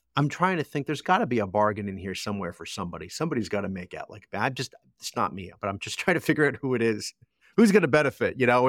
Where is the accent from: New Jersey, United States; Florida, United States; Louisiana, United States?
New Jersey, United States; Toms River; my hometown